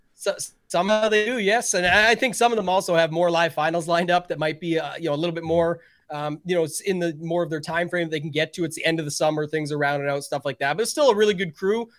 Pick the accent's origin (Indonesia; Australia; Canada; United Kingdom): Canada; being Canadian